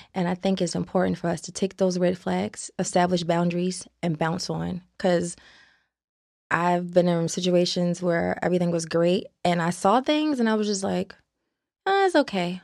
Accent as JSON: {"language": "English", "town": "Baltimore", "region": "Maryland", "country": "United States", "said": "I'm from Baltimore, Maryland"}